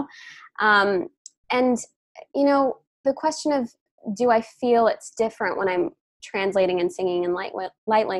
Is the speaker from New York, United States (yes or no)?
yes; New York, United States; I'm from New York, but my lineage, my ancestry is from India.